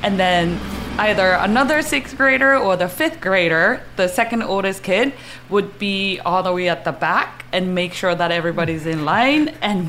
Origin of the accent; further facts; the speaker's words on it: Saitama, Japan; English is a second language; moved away; that's where I grew up, in Saitama, Japan.